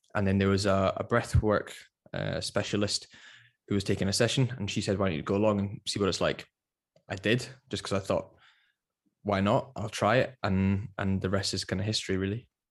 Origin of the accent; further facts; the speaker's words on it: Edinburgh, Scotland, United Kingdom; moved away as an adult; also born or lived in London; I'm originally from Edinburgh, but I spent, I spent about six years in London